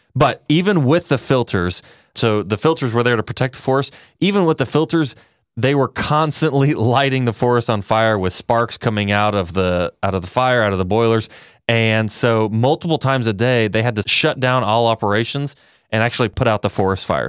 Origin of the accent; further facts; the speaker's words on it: Texas, United States; I'm from Texas